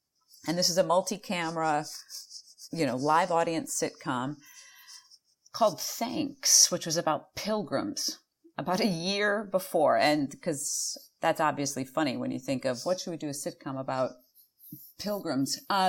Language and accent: English; Chicago, Illinois, United States; accent: Chicago flat A; I think it's being from Chicago. We're both from Chicago, and anyone who's from Chicago, we're able to do this flat A.